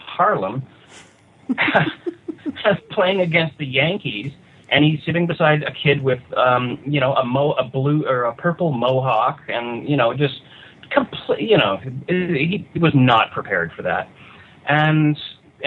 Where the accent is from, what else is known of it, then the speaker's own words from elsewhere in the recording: Canada; moved away as an adult; now in California, United States; I'm the Canadian writer.